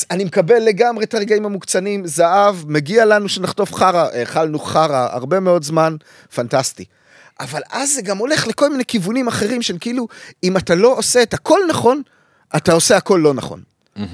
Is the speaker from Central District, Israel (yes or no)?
yes; Kfar Saba, Central District, Israel; אני מכפר סבא